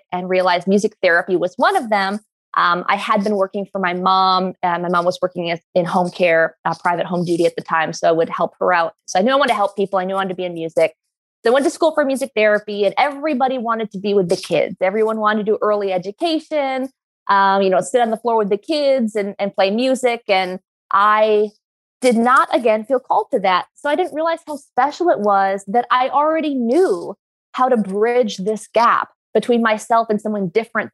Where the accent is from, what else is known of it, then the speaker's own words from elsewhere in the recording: New York, United States; where I grew up in New York